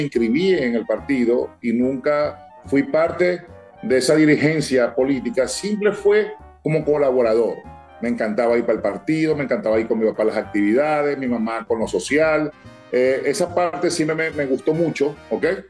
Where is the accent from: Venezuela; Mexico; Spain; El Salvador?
Venezuela; San Francisco, Zulia; nosotros somos de San Francisco. ¿Ok? Mis abuelos, mi familia, yo me crié en Sierra Maestra en la 13, por Ordécima, y me creé en el barrio Corazón de Jesús